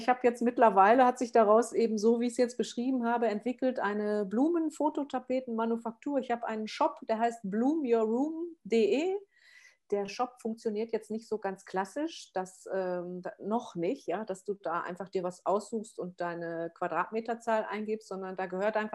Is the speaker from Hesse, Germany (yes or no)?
no; Essen, North Rhine-Westphalia, Germany; now in Allgäu, Germany; Ich komme aus dem Pott, ja, aus dem Ruhrgebiet. Ich bin aus der Großstadt, aus Essen hier ähm, aufs Land gezogen mit meiner Tochter zusammen und das war ja auch wie ein Kulturschock